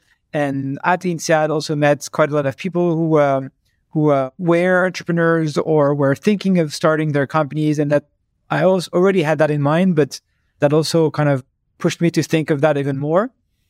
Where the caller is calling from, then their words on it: Paris, Île-de-France, France; I'm calling from my office in Paris.